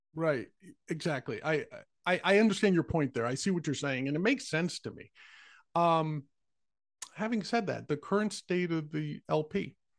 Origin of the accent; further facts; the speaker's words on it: New York, United States; I was born and raised in New York